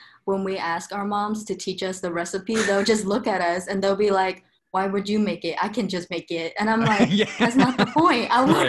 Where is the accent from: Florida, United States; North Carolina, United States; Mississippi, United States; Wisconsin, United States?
North Carolina, United States; Greensboro; also born or lived in Vietnam; And I grew up in Greensboro, North Carolina. I'm originally from Vietnam. I grew up listening to K-pop because I was Vietnamese.